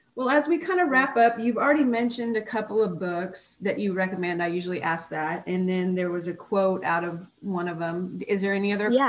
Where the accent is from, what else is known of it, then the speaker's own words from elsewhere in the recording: Oregon, United States; moved away as an adult; also born or lived in Texas; I was born and raised in Oregon, and I got accepted into physical therapy school in Texas